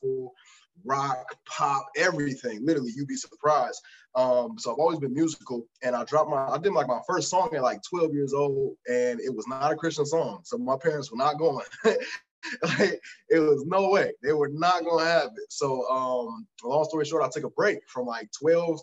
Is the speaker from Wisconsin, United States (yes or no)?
no; Detroit, Michigan, United States; also born or lived in Canton, Michigan; I was born in Detroit, and I was moved. I ended up moving to a suburb named Canton a little earlier